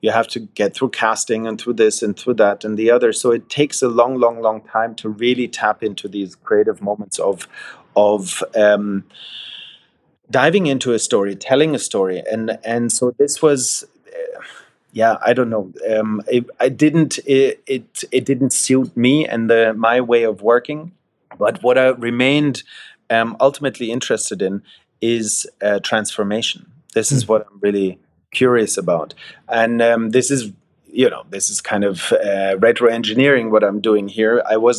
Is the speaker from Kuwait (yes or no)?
no; Wiesbaden, Hesse, Germany; growing up in Germany, in central Germany, close to Frankfurt, in a place called Wiesbaden, to a German father and a Scottish mother.